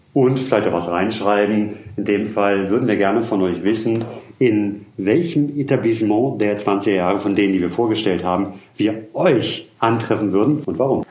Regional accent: Hamburg, Germany; now in Berlin, Germany; Ich bin der gebürtige Hamburger

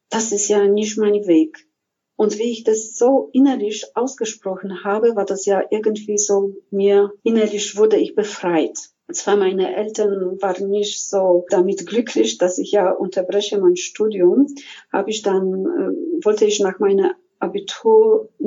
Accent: Silesian Voivodeship, Poland; Ich komme aus Schlesien aus Polen, wo diese spirituelle Seite mich sehr begleitet hat

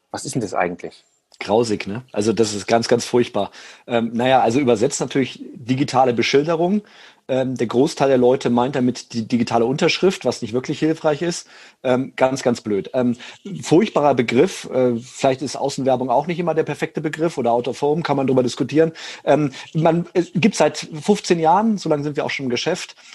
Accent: Rhineland, Germany; ich bin Rheinländer, da fällt mir das drei Sätze immer wenig reden, sehr schwierig.

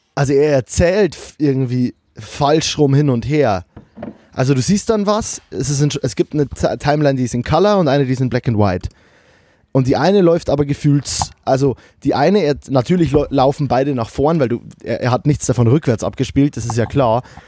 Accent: Lower Bavaria, Germany; now in Cologne, Germany; als Bayer, der in Köln

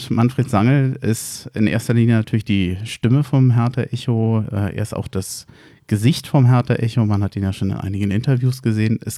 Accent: Berlin, Germany; Also als Berliner sage ich FC Will.

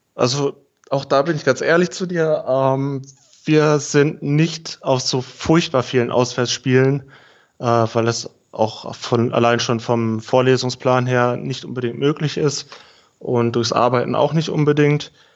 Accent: near Aschaffenburg, Bavaria, Germany; moved away as an adult; also born or lived in Heidenheim; Ich komme ursprünglich aus der Nähe von Aschaffenburg.

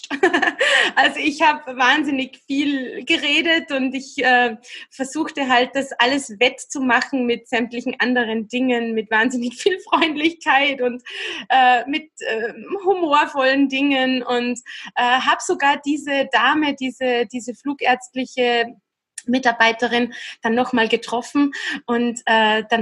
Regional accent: Austria; Es gab Kollegen, die gingen auf Saison, ne? Wintersaison bei uns in Österreich oder in der Schweiz natürlich sehr beliebt.

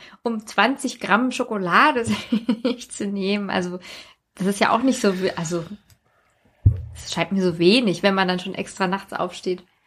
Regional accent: Hesse, Germany; auf dem Land, wo ich herkomme

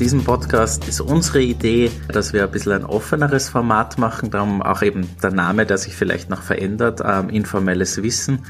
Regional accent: Austria; ich aus Österreich

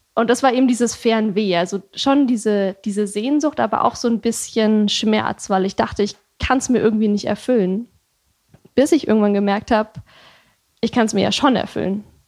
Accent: Germany

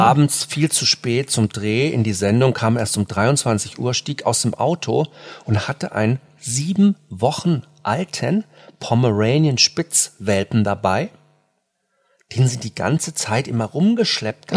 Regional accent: near Frankfurt, Hesse, Germany; now in Munich, Germany; ich bin ja auch auf dem Land groß geworden, in der Nähe von Frankfurt

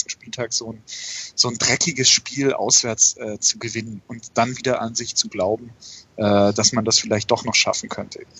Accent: Frankfurt, Hesse, Germany; Es ist ja kein Wunschkonzert, aber als Frankfurter wüsste ich jetzt auch nicht, ob ich äh, am Montag für Werder oder für Stuttgart wäre.

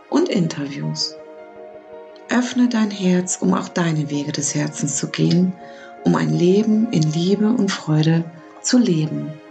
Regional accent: Lower Saxony, Germany; born there; moved away as an adult; now in Baden-Württemberg, Germany; ich bin 1972 in Niedersachsen geboren. Seit 2001 lebe ich in Baden-Württemberg, weil ich mich dorthin verliebt hatte.

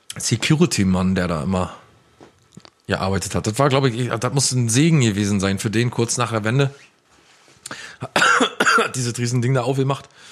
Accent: Ueckermünde, Mecklenburg-Vorpommern, Germany; in der Stadt, also in der Innenstadt, in der Altstadt bei uns in Ueckermünde

